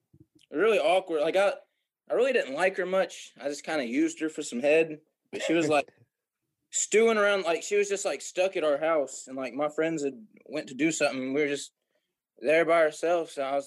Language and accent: English; Knoxville, Tennessee, United States; now in Chattanooga, United States; I'm from Knoxville, Tennessee.